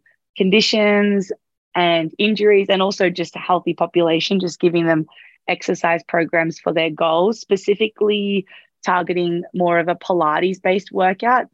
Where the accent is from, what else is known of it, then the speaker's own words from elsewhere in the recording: Sydney, New South Wales, Australia; moved away as an adult; now in Noosa, Australia; I'm originally from Sydney. I've just recently moved up to Noosa in Queensland